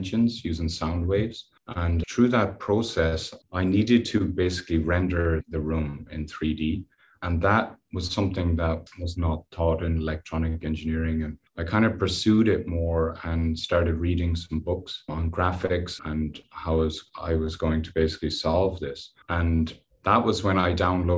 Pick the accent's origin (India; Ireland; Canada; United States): Ireland; west of Ireland; I grew up in the West Country. in Ireland